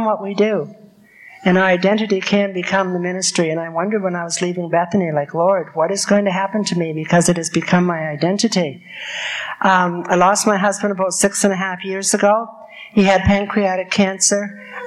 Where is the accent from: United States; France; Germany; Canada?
Canada; Middle Sackville, New Brunswick; now in Truro, Canada; I was born and brought up in Middlesex, New Brunswick, and my sister is still there